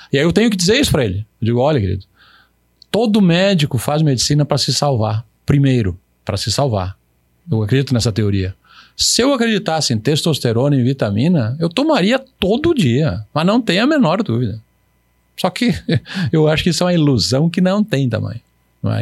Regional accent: São Lourenço do Oeste, Santa Catarina, Brazil; now in Pato Branco, Brazil; eu nasci em São Lourenço, é próximo

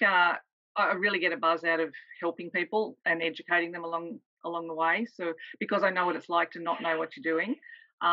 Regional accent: Sydney, New South Wales, Australia; moved away as an adult; I'm from Sydney originally and have been up here on the coast for 7 years now.

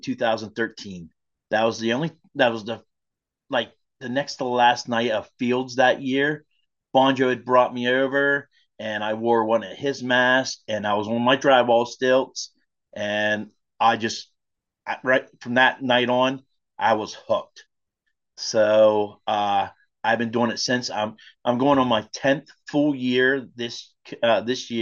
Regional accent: Lewistown, Pennsylvania, United States; I hail from Lewistown, Pennsylvania. I am smack dab middle of the state

